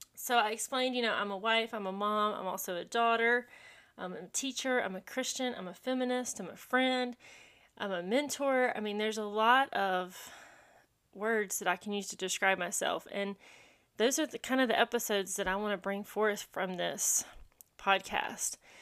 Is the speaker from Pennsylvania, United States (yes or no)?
no; Landrum, South Carolina, United States; I grew up in Landrum, South Carolina, a very small rural town